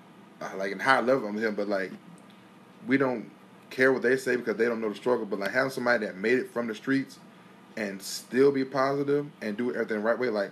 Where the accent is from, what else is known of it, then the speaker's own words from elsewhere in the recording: Henderson, United States; I'm from Henderson. Like, I'm from Henderson